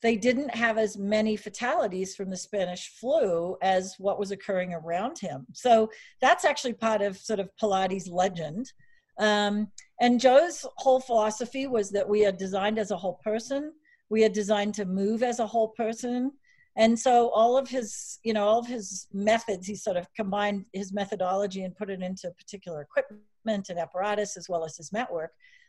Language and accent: English; Australia; accent: Aussie; also born or lived in Steamboat Springs; now in United States; I grew up in Australia. So if I have some, I'm not drunk.